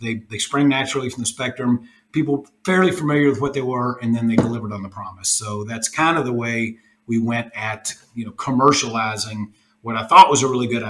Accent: Louisville, Kentucky, United States; moved away as an adult; now in Austin, United States; I'm from Louisville, Kentucky. We're in Austin, Texas now. Moved the business here a couple of years ago, but we're from Louisville

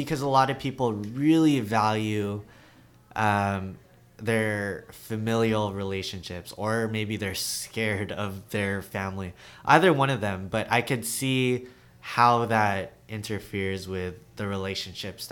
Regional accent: Los Angeles, California, United States; I'm born and raised in LA. My parents are Filipino

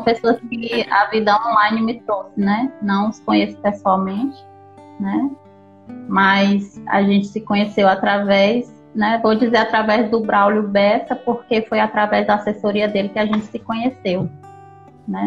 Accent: Teresina, Piauí, Brazil; Eu sou de Teresina, no Piauí

